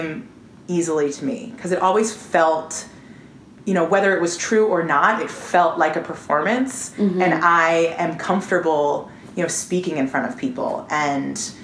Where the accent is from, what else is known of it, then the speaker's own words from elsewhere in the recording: Baltimore, Maryland, United States; moved away as an adult; now in Nashville, United States; I grew up in Baltimore